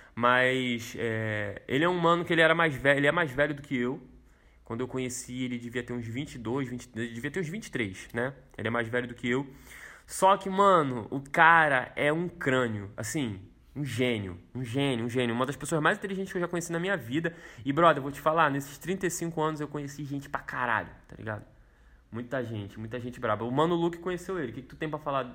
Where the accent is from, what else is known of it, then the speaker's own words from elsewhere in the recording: Rio de Janeiro, Brazil; Quando eu era menorzão, lá no Morro da Fé, onde eu cresci